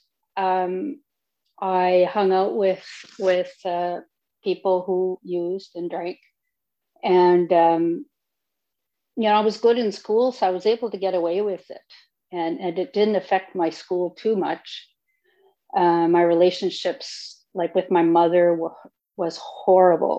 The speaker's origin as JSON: {"language": "English", "region": "Northern Ontario", "country": "Canada", "said": "I'm originally from Northern Ontario"}